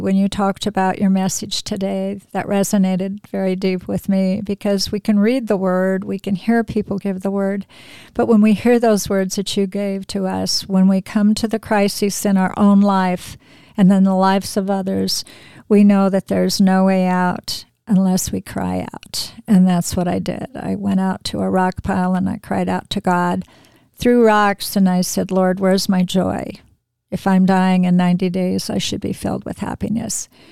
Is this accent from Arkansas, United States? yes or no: no; Spokane, Washington, United States; I grew up in Spokane